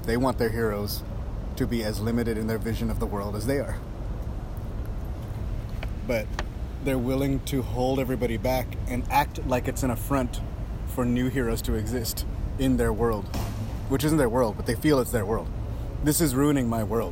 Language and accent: English; United States; As a person who was not a white man growing up in America